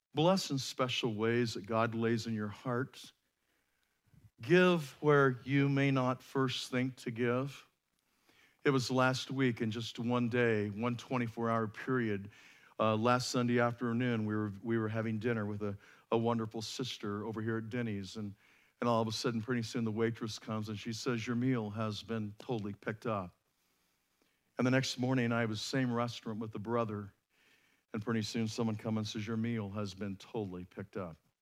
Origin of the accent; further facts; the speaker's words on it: United States; we as American Christians